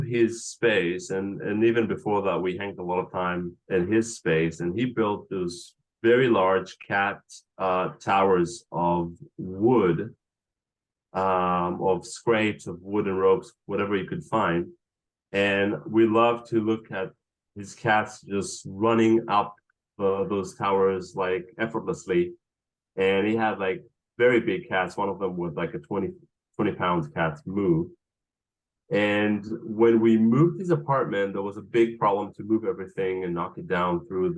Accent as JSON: {"language": "English", "country": "Israel", "tie": "born or raised there", "also_born_or_lived": "Los Angeles, United States", "moved": "as an adult", "lives_now": "New York City, United States", "said": "I grew up in Israel in during the 80s"}